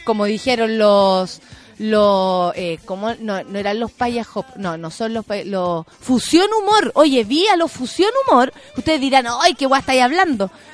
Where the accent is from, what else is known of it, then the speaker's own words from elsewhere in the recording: Chile; muchos chilenos y chilenas